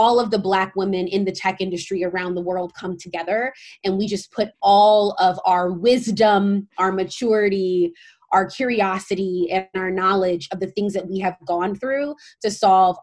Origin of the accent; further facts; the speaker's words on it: St. Louis, Missouri, United States; moved away as an adult; also born or lived in Stanford, California; I'm originally from St. Louis, Missouri